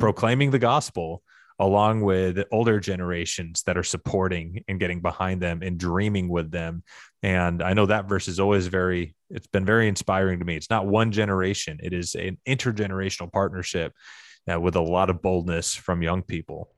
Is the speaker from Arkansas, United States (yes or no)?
yes; Arkansas, United States; my hometown in Arkansas where I was growing up